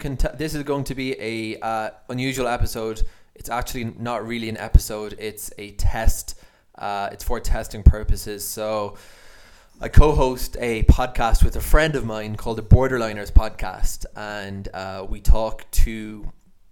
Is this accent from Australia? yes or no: no; Ireland; accent: Irish; my Irish accent comes through